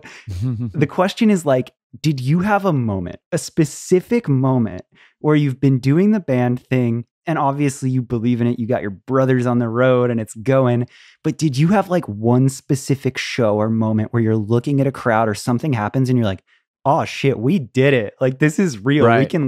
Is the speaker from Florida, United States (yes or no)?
yes; St. Petersburg, Florida, United States; That's my hometown, so, too. That was like the Warped Tour I grew up going to. I know that exact venue.